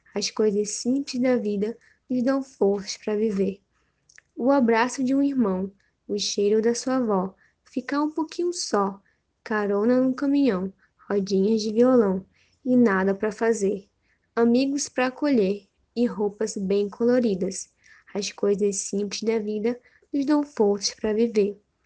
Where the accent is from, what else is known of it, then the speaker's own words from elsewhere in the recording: Manaus, Amazonas, Brazil; sou de Manaus